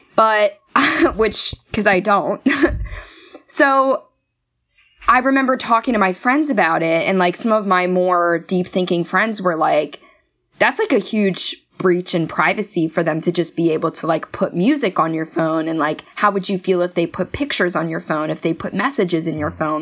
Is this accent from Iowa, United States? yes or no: no; Maryland, United States; I hail from Maryland originally